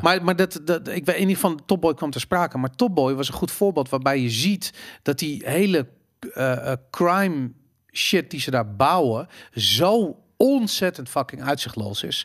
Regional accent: Amsterdam, North Holland, Netherlands; ik ben opgegroeid in Amsterdam in de jaren 80

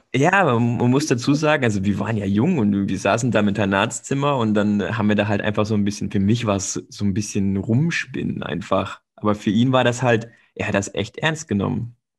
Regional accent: Stuttgart area, Baden-Württemberg, Germany; moved away; ich komme aus der Stuttgarter Ecke. Also ich habe dann quasi bei Ostelsheim gespielt und später bei Althengstedt

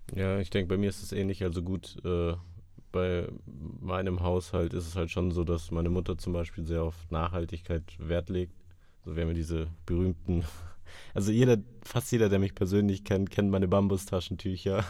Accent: Munich, Bavaria, Germany; als Münchner

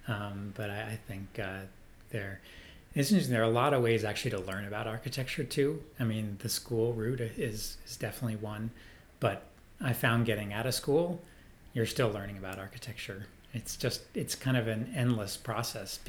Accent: Lake George, New York, United States; also born or lived in Vermont; now in Boston, United States; I grew up in Lake George, New York, which is northern New York State

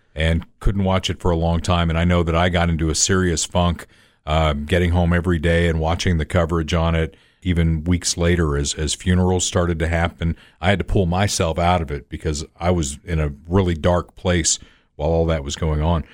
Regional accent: United States

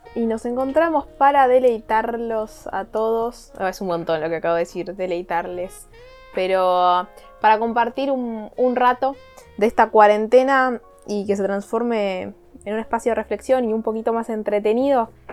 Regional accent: Argentina

